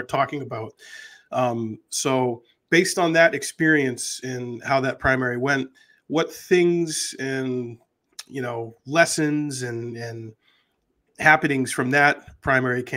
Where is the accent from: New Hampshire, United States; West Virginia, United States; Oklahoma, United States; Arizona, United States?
New Hampshire, United States; also born or lived in Massachusetts; I've lived here in New Hampshire since I was in fourth grade. We moved up here from Massachusetts.